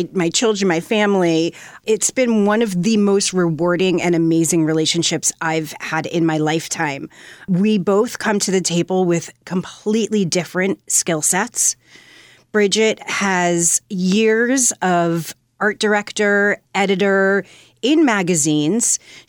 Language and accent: English; Fairfield County, Connecticut, United States; I grew up in Fairfield County, Connecticut